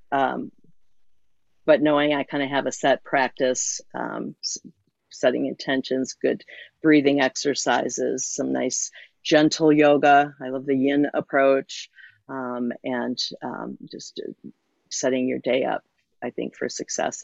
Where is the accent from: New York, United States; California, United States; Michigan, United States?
Michigan, United States; Muskegon; I'm zooming in from Muskegon, Michigan, um, on the shores of Lake Michigan, where I grew up, was born and raised.